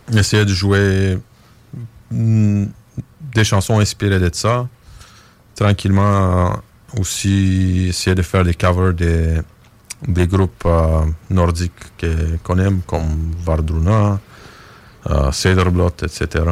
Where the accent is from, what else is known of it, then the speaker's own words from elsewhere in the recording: Bulgaria; on vient de la Bulgarie